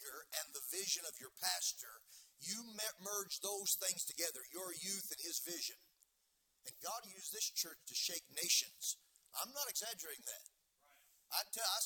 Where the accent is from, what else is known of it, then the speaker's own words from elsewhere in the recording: United States; also born or lived in Nigeria; as an American missionary. I've lived 6 years in Nigeria, West Africa